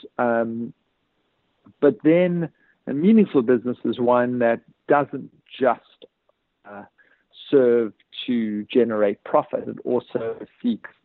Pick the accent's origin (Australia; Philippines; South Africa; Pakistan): South Africa; I grew up under apartheid in South Africa